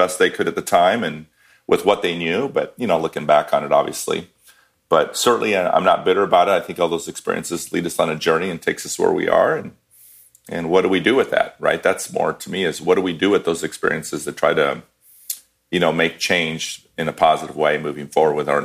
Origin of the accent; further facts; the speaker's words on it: Iowa, United States; also born or lived in Chicago; I was born and raised in Iowa and still live in Iowa.